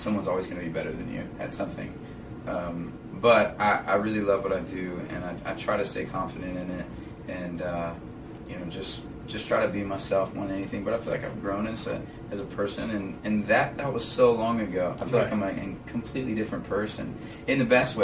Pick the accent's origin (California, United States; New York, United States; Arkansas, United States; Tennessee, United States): Arkansas, United States; I'm from Arkansas